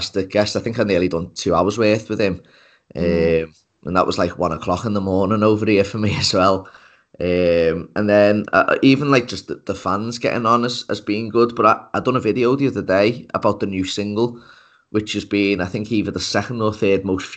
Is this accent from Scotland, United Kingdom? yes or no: no; Liverpool, North West England, United Kingdom; I'm from Liverpool in the UK